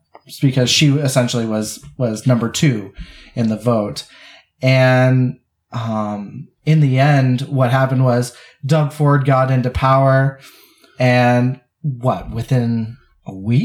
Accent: Canada; We're Canadians

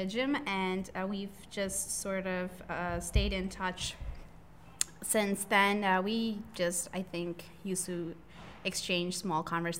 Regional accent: India; And I'm from a Southeast Asia background. Mm-hmm. I'm from India.

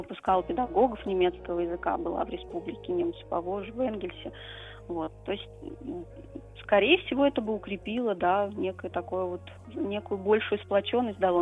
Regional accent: Saratov Oblast, Russia; я должна была вернуться в родной город

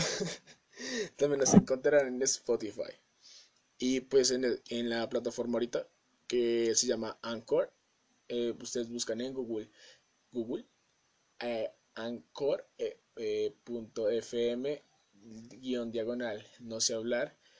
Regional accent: Colombia; soy de Colombia

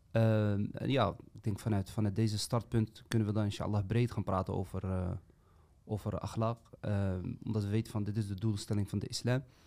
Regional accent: Amsterdam, North Holland, Netherlands; now in Eindhoven, Netherlands; Ik ben 37 jaar, woonachtig in Eindhoven, opgegroeid in Amsterdam. Uh, vandaar ook dus mijn accent

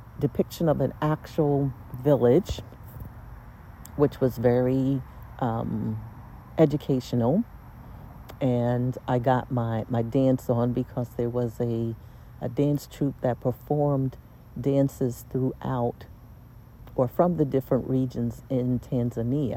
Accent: United States; now in Lisbon, Portugal; I was an attorney from the United States

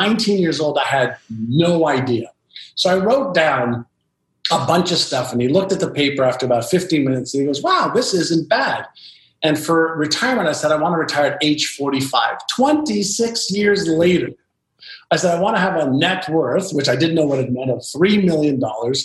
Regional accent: Montreal, Quebec, Canada; first language Hebrew; English is a second language; also born or lived in Israel; I moved from Israel to Montreal, Canada, I was just learning the Hebrew language as a 5-year-old

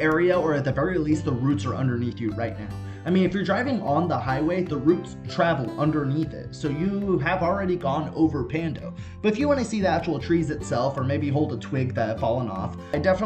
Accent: California, United States; I'm from California

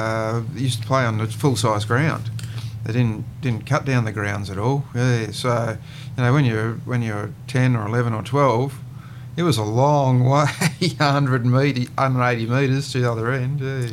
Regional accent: Noosa, Queensland, Australia; born or raised there; also born or lived in Brisbane / Nambour / Coorooy

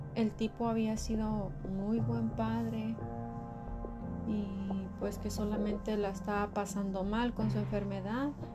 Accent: Michoacán, Mexico; yo soy de Michoacán

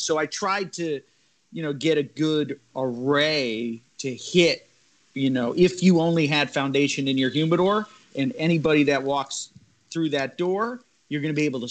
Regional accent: Connecticut, United States; moved away as an adult; also born or lived in Nicaragua; 24, you know, an Italian kid from Connecticut

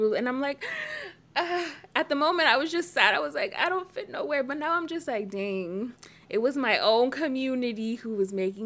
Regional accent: United States; I lived in the United States and I grew up in America.

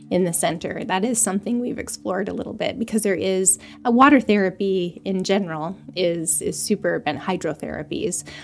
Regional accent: Florida, United States; moved away; I'm from Florida.

